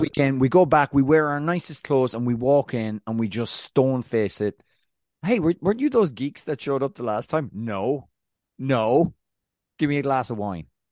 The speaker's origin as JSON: {"language": "English", "country": "Ireland", "said": "I'm Irish"}